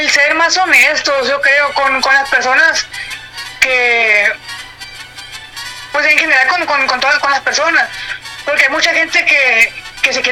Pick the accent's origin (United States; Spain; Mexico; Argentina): Mexico